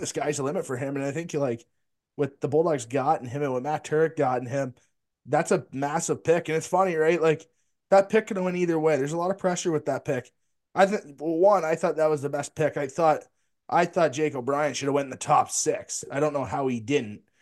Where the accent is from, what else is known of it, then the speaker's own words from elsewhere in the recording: Delhi, Ontario, Canada; I'm from the Delhi, Ontario